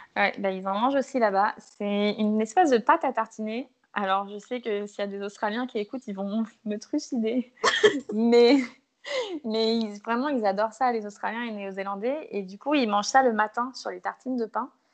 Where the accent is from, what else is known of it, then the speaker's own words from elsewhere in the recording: Martinique; Je suis martiniquaise